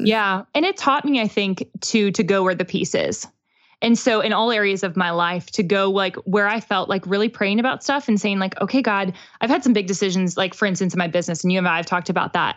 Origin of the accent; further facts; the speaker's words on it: Pittsburgh, Pennsylvania, United States; now in Nashville, United States; We both live in Nashville now, but he's from Pittsburgh, which is where I'm from.